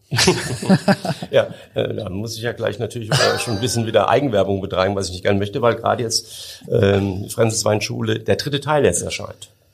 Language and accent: German; Hunsrück, Rhineland-Palatinate, Germany; ich komme aus dem Hunsrück